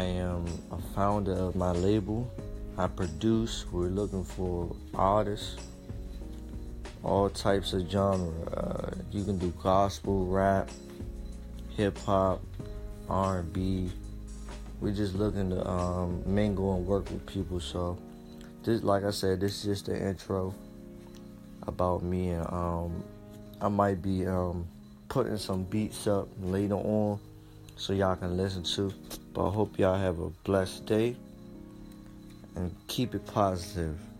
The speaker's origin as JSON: {"language": "English", "town": "Washington", "region": "District of Columbia", "country": "United States", "said": "I am a rapper from Washington D.C."}